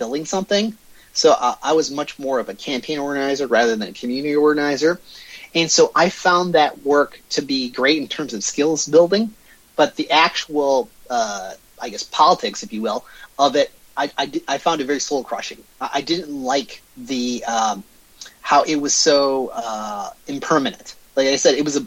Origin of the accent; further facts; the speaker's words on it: Michigan, United States; also born or lived in Detroit / Dearborn, Michigan; Born and raised in Michigan. So I spent the first 5 years of my life in Detroit. Moved around throughout the state for various jobs. But I've been in Southeast Michigan all my life.